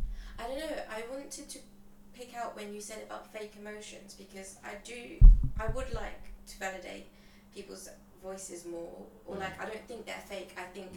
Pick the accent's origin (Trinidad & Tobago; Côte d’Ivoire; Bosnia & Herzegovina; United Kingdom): Côte d’Ivoire; Ivory Coast.